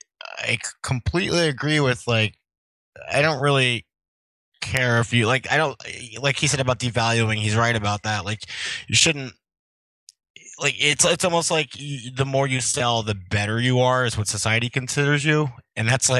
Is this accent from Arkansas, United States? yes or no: no; Wilkes-Barre, Pennsylvania, United States; I was born in Wilkes-Barre, Pennsylvania in 1979